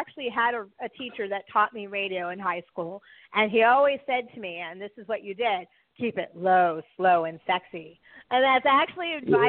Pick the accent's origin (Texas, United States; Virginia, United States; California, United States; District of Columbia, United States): California, United States; accent: Valley Girl; I got that Valley Girl lilt from my growing up in California. So I still say hella